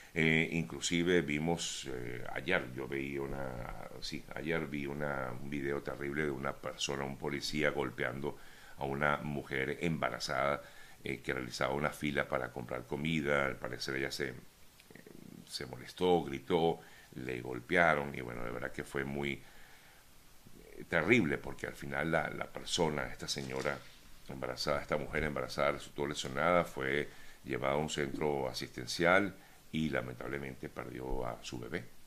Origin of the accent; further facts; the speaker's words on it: Venezuela; como venezolanos y también como periodistas